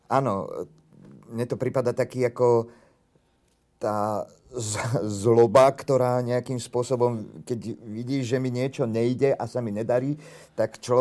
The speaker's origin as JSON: {"language": "Slovak", "country": "Slovakia", "said": "Ja sa cítim ako Slovák."}